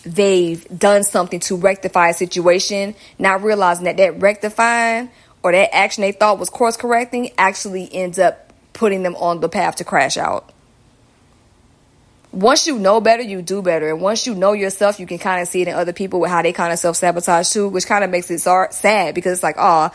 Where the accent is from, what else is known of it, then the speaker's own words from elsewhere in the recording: Georgia, United States; accent: southern; my southern accent